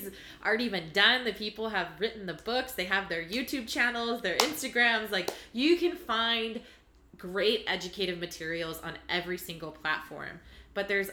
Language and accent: English; Orange County, California, United States; I grew up in Orange County, California